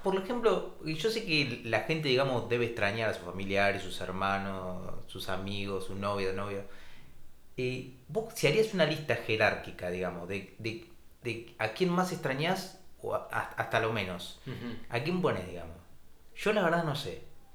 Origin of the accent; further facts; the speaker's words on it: Argentina; moved away as an adult; now in Buenos Aires, Argentina; somos argentinos